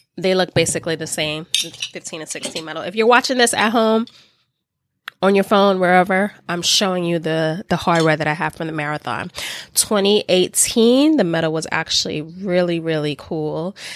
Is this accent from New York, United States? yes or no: yes; New York City, New York, United States; I am a born and bred New Yorker. I am from the Bronx.